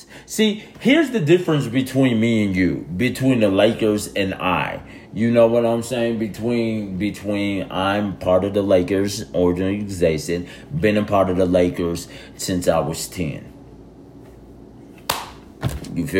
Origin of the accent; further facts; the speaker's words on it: Tulsa, Oklahoma, United States; my hometown city